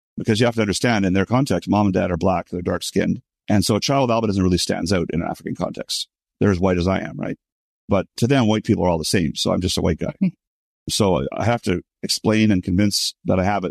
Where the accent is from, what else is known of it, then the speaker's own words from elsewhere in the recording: Montreal, Quebec, Canada; I was born and raised in Montreal, Canada.